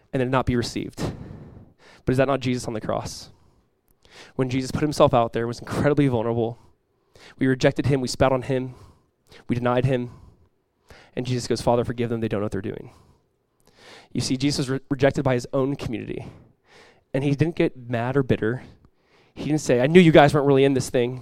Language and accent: English; United States; We're American Christians